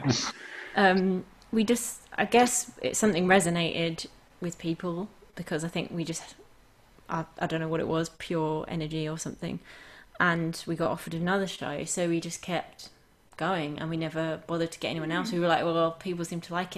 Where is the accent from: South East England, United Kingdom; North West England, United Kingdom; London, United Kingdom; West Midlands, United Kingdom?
London, United Kingdom; I grew up in London